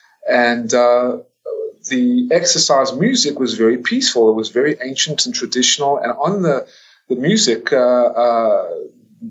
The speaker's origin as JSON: {"language": "English", "country": "United States", "tie": "born or raised there", "also_born_or_lived": "South Africa / Atlanta, Georgia", "said": "I am an American citizen, born and raised in America, born in South Africa"}